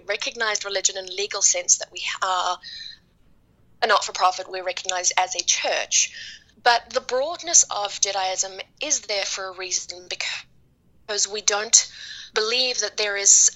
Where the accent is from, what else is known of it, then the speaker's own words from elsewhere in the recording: New Zealand; now in Dallas, United States; I'm from New Zealand.